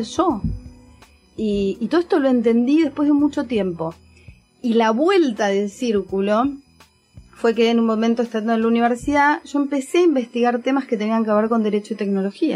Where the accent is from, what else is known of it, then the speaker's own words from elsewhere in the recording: Ushuaia, Tierra del Fuego, Argentina; yo soy de Ushuaia, de Tierra del Fuego